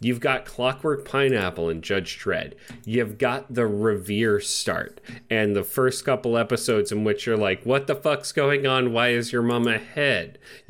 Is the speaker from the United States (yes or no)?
no; England, United Kingdom; But, you know, I'm an English person, not from Australia.